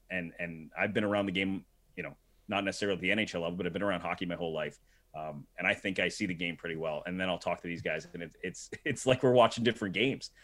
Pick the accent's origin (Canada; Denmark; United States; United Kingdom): United States; New Jersey; I grew up in New Jersey, um, right outside New York City